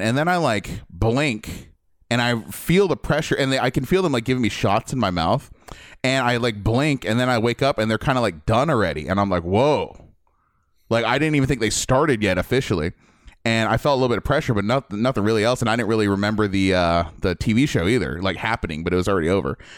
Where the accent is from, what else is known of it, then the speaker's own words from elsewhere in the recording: Midwest, United States; moved away; I grew up in the Midwest